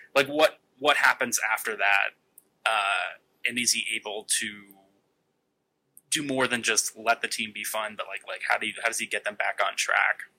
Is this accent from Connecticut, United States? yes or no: no; the Bay Area, California, United States; I grew up in the Bay Area